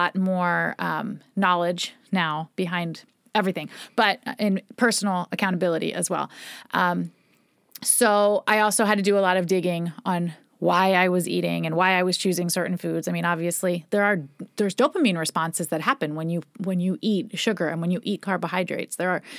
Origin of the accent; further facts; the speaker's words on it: Philadelphia, Pennsylvania, United States; We're like from Philly, and it's like a Philly like bagel.